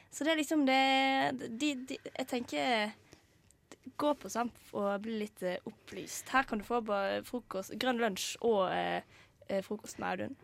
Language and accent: Norwegian; Vestland, Norway; ryktet til meg som vestlending